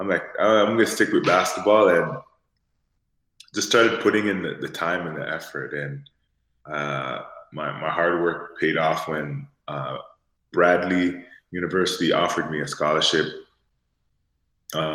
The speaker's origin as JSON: {"language": "English", "town": "Toronto", "region": "Ontario", "country": "Canada", "tie": "born or raised there", "said": "I'm from Toronto, and obviously growing up in Toronto, hockey was like my first sport"}